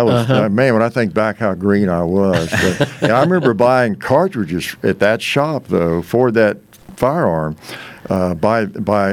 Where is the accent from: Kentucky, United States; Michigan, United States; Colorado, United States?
Kentucky, United States; I grew up in Kentucky